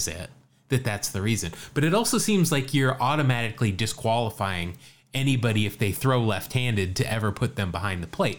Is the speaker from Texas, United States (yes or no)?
no; California, United States; who was the last player to play for all five teams located in my home state of California?